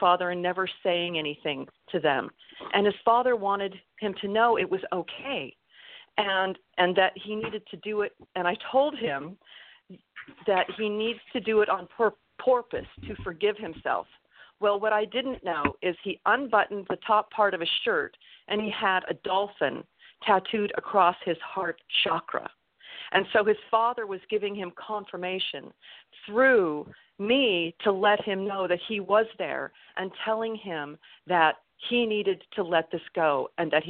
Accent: California, United States; moved away; also born or lived in Utah; I've been here in California again, because I grew up here in California.

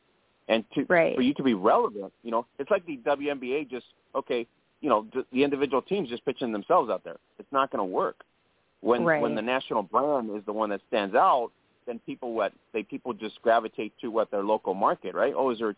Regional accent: Las Vegas, Nevada, United States; I'm originally from Las Vegas and I want to watch my Vegas team, right?

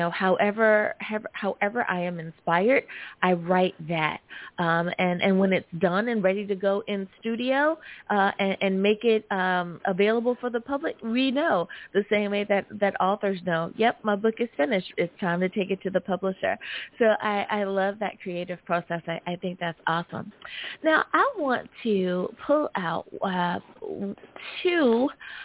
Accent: United States; my home country, the good old US

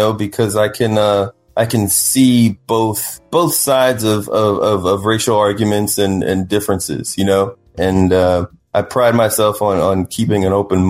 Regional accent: Columbia, Maryland, United States; moved away as an adult; also born or lived in Washington, D.C.; now in Los Angeles, United States; growing up in Columbia. It's a planned community in Maryland

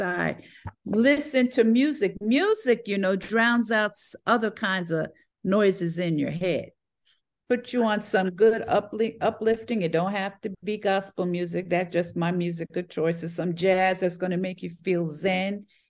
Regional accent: New York, United States; also born or lived in Connecticut; now in Atlanta, United States; was born and raised in New York

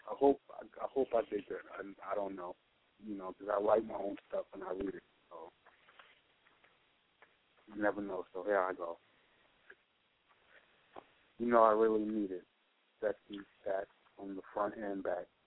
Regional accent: New York City, New York, United States; I'm coming from Brooklyn

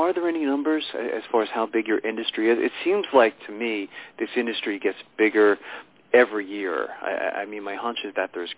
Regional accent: New York, United States; born there; now in Pennsylvania, United States

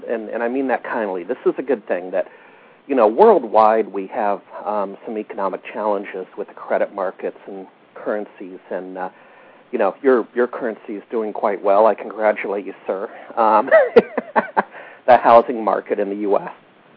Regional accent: Alaska, United States; moved away as an adult; now in Seattle, United States; I grew up in Alaska

